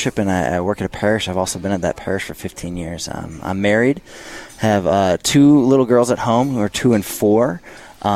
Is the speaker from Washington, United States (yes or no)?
no; St. Louis, Missouri, United States; moved away; I'm from St. Louis, Missouri